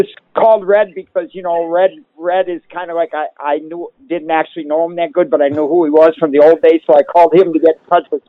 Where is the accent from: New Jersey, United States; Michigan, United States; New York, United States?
Michigan, United States; Detroit; now in Ottawa, Canada; Yeah, I was raised in Detroit, buddy.